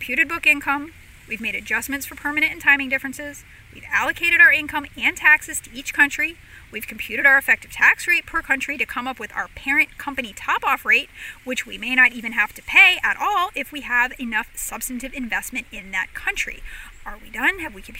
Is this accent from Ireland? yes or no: yes; Ireland; I'm worried most about the Irish, because I am Irish and I know we're stubborn and we like to fight.